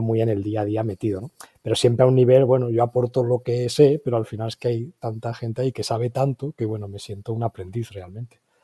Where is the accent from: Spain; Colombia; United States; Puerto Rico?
Spain; Valencia, Valencian Community; also born or lived in Seville / England; Yo aunque nací en Valencia, pero toda la familia es de Sevilla